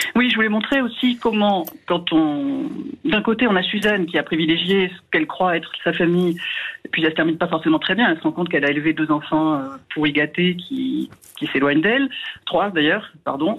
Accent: Hérault, Occitania, France; j'ai grandi dans l'Hérault

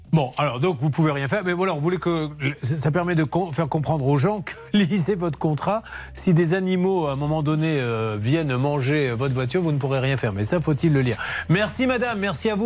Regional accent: Bordeaux, Nouvelle-Aquitaine, France; je, ne suis même pas parisien, je suis bordelais.

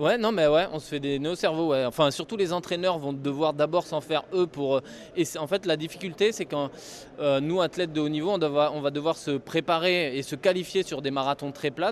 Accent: France; nous, en tant que Français

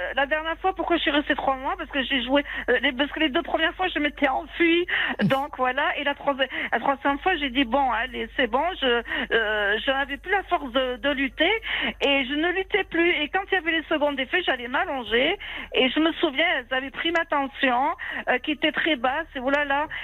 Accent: Algeria; moved away; je voulais retourner dans mon pays natal, l'Algérie. Je n'étais pas retournée depuis haut plus de 25 ans, 30 ans.

